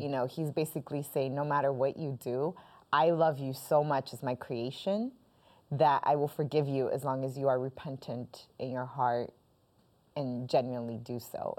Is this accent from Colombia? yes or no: yes; Colombia; now in United States; I am originally Colombian